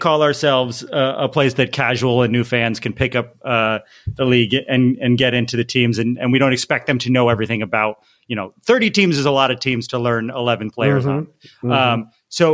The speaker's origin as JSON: {"language": "English", "region": "Northeast", "country": "United States", "tie": "born or raised there", "also_born_or_lived": "East Coast", "moved": "yes", "lives_now": "Los Angeles, United States", "said": "I grew up in the Northeast"}